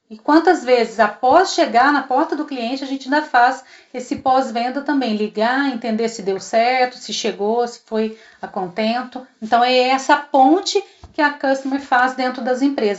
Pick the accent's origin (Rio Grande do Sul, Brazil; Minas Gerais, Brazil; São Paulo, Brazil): Minas Gerais, Brazil; Três Corações; nascida e criada em Três Corações, sul de Minas